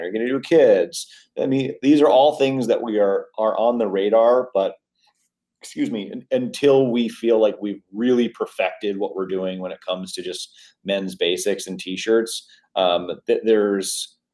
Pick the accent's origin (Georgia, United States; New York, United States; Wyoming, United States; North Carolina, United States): New York, United States; also born or lived in Manhattan; now in San Diego, United States; I was born and raised in New York